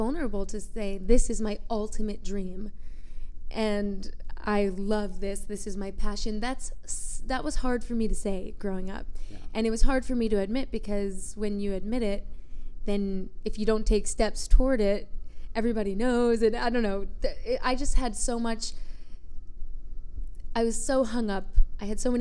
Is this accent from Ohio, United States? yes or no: no; New York, United States; moved away as an adult; now in Phoenix, United States; I grew up in New York, and although I was living in New York, I wasn't pursuing acting